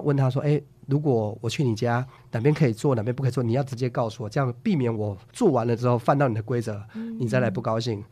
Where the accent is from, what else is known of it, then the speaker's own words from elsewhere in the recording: Taiwan; 我们台湾话